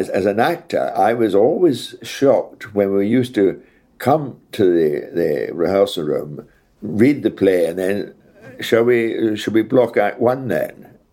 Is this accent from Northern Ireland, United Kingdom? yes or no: no; Scotland, United Kingdom; accent: Scottish; when I was in RADA, my accent was Scottish, broad Scottish.